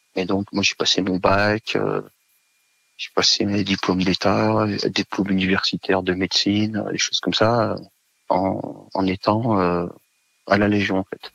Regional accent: Savoie, Auvergne-Rhône-Alpes, France; moved away as an adult; je suis originaire de Savoie

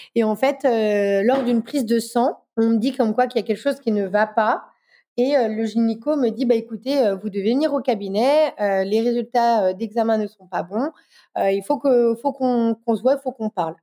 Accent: Dijon, Bourgogne-Franche-Comté, France; Je suis de Dijon

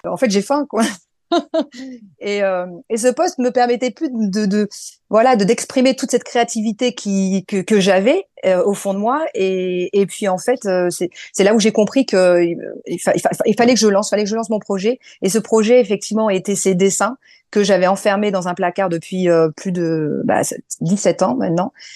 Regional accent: France; also born or lived in Morocco; je suis franco-marocaine, mais je suis née en France et mes parents sont marocains

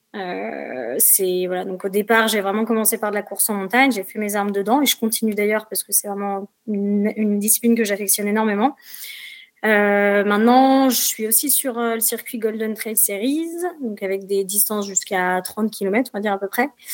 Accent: Paris region, Île-de-France, France; moved away as an adult; now in Saint-Gervais, France; je suis pas native de, de Haute-Savoie. moi, j'ai grandi en région parisienne

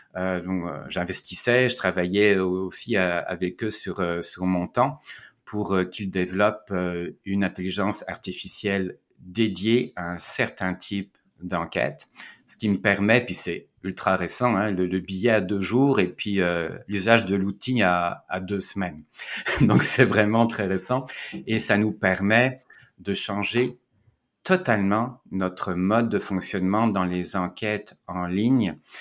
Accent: Caen, Normandy, France; moved away as an adult; also born or lived in Quebec, Canada; now in Montreal, Canada; je suis citoyen français, je suis né à Caen, en Normandie, mais ça fait 22 ans que je suis au Québec

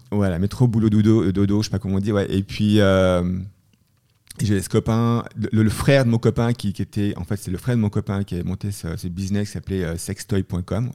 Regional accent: Leysin, Vaud, Switzerland; also born or lived in Montreux / Boston / Boulder, Colorado; je suis né en Suisse, hein, et, euh, donc, euh, je suis né à Montreux et j'ai habité à Lezat.

